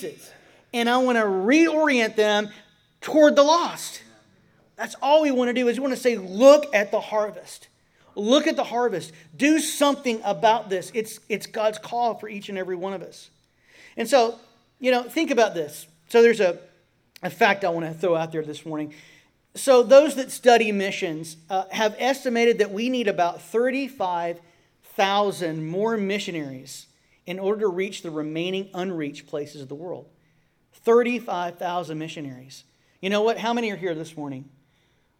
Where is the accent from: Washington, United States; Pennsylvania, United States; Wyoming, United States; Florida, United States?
Florida, United States; I'm from Florida